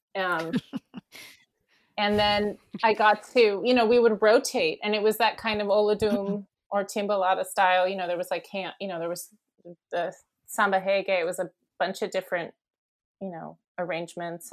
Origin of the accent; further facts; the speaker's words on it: Bay Area, California, United States; also born or lived in Daly City, California; I grew up here in the Bay Area. So I was born in uh, Daly City and then grew up in the peninsula, which is near the airport.